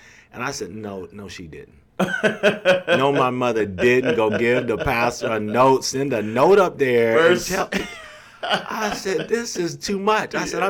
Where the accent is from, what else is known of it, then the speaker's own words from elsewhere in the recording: Lynwood, California, United States; also born or lived in Los Angeles, California; So I was born in Los Angeles, California. All right. Grew up in a place called Linwood.